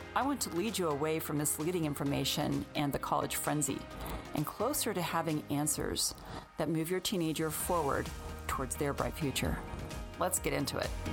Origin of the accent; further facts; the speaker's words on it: Florida, United States; Growing up in Florida as a teen